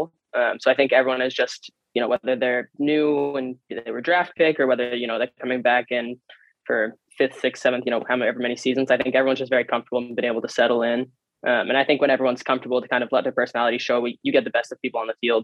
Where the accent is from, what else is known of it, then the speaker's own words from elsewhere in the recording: New Jersey, United States; now in Tacoma, United States; I'm from New Jersey